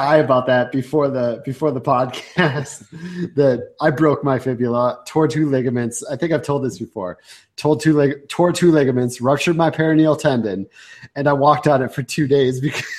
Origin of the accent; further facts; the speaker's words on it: Minnesota-Canadian border, United States; I was born on the Minnesota-Canadian border